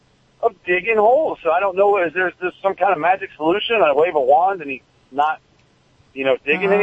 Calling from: Weeki Wachee, Florida, United States; I'm calling from Wikiwaki, Florida.

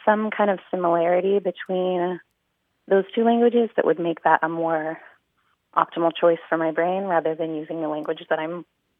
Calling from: Huntington Beach, California, United States; And I'm calling from Huntington Beach, California.

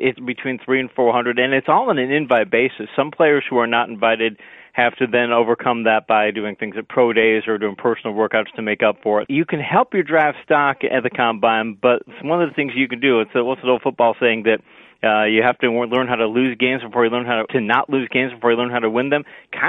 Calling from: Florida, United States; I am in America. I'm just outside of Orlando, just north of Walt Disney World.

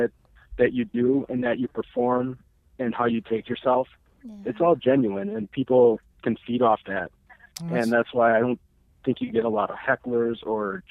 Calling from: Wisconsin, United States; calling from Wisconsin.

